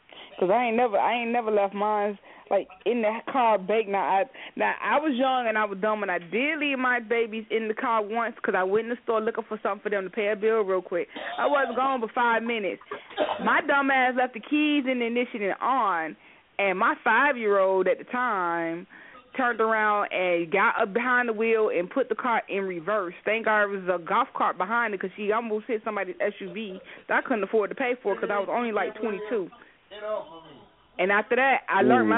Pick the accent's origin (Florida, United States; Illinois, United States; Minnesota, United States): Florida, United States; Miami; I'm from Florida. I'm from Miami. That's my territory